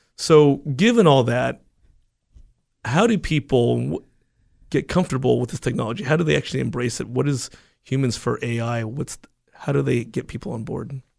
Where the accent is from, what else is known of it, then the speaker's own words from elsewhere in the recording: United States; I was born and raised in the United States